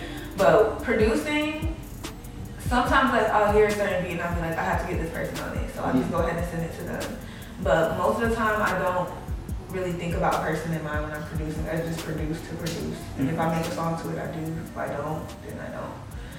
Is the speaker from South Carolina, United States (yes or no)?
no; Atlanta, Georgia, United States; From Atlanta. Okay. Born and raised my whole life.